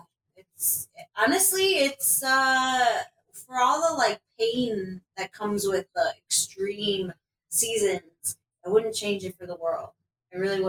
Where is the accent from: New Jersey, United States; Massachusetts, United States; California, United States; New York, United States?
California, United States; Sacramento; now in Chicago, United States; growing up in California, in Sacramento